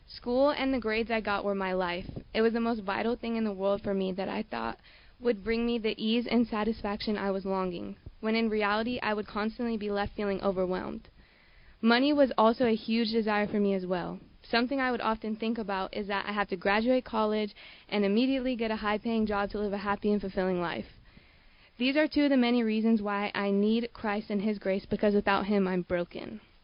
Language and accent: English; San Diego, California, United States; I'm 17 and I'm born and raised in San Diego